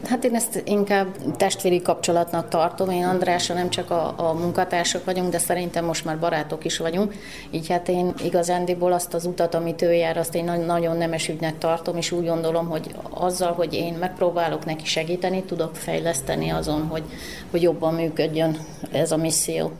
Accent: Transylvania, Romania; moved away; én egy erdélyi magyar vagyok

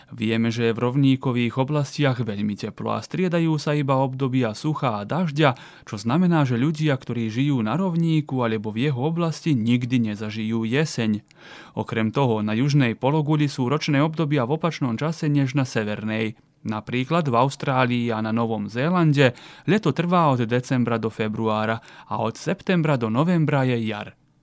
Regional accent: Lug, Vojvodina, Serbia; Ja som z Lúgu.

